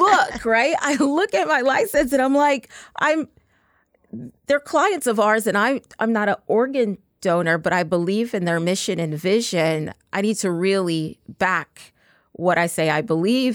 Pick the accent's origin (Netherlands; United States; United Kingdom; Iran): United States; Texas; I'm actually from Texas